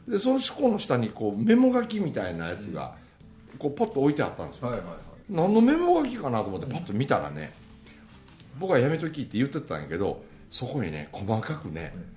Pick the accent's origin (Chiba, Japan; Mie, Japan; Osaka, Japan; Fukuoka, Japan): Mie, Japan; 僕のその生まれ故郷の大杉谷というあの山奥